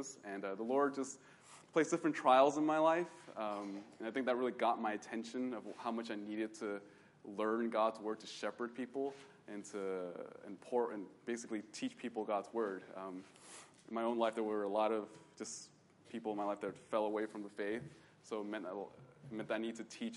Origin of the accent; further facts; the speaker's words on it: Bay Area, California, United States; I grew up in the Bay Area